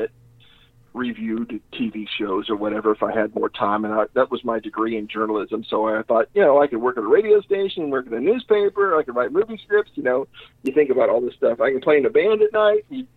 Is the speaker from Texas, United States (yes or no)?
yes; Humble, Texas, United States; growing up in Humble